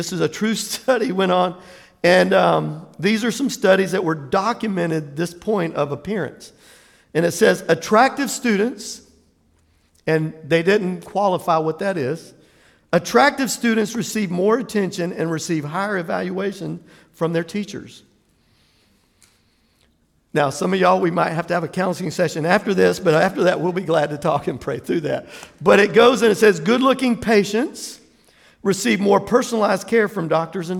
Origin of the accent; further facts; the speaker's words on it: Jacksonville, Florida, United States; Jacksonville, Florida